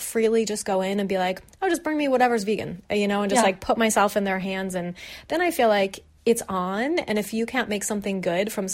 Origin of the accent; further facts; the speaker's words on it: Arizona, United States; now in Los Angeles, United States; I grew up in Arizona